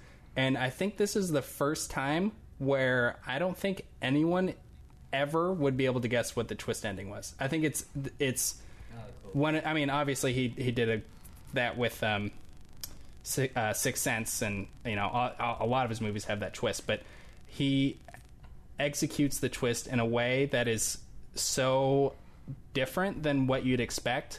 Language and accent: English; United States; as an American